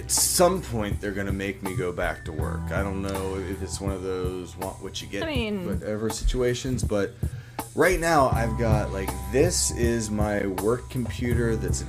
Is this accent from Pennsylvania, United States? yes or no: yes; Pittsburgh, Pennsylvania, United States; I'm from